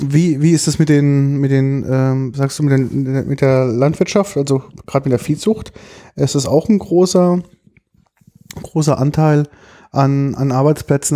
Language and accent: German; Germany; bei uns in Deutschland